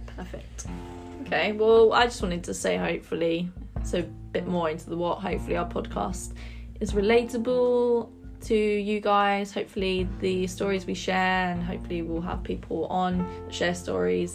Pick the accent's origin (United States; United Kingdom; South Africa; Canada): United Kingdom; London; also born or lived in Nottingham; I grew up in East London and I then went off to Nottingham to study.